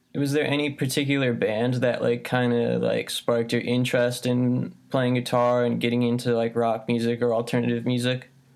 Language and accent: English; Midwest, United States; also born or lived in California; I was born in California, but I only lived there until I was two, and then I moved to the Midwest